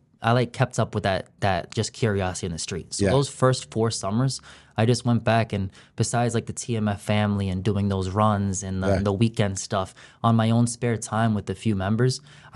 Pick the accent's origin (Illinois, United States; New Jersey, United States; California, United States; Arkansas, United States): Illinois, United States; Chicago; now in Lawrence, United States; I'm from Chicago, Illinois. I'm in Lawrence, Massachusetts.